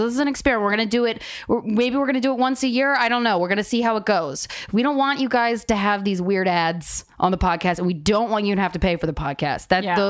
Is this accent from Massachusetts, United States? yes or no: no; Souderton, Pennsylvania, United States; the Montgomery Theater in Souderton, Pennsylvania.